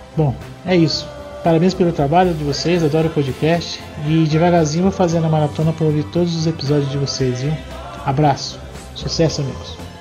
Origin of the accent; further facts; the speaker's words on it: Brasília, Federal District, Brazil; sou de Brasília